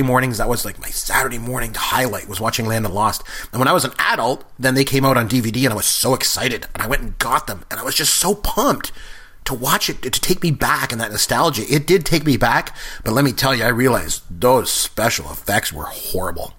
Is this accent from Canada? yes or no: yes; Port Elgin, Ontario, Canada; I grew up in Port Elgin, Ontario